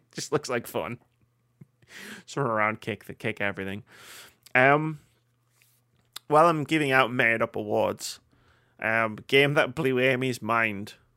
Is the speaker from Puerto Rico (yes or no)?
no; United Kingdom; we're both white and we're both British